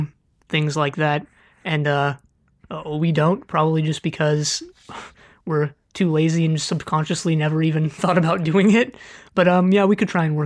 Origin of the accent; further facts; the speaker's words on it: California, United States; accent: California; I'm from California.